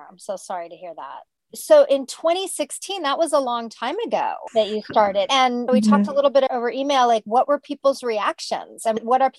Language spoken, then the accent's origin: English; United States; I'm from the United States